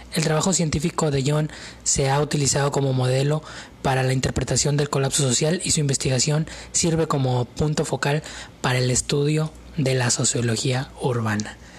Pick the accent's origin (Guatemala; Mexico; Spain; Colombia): Mexico